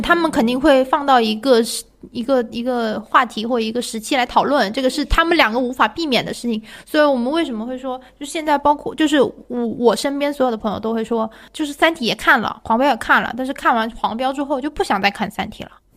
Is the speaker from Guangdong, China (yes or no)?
yes; Guangdong, China; 我只代表我们广东，我们广东人是不吃饺子的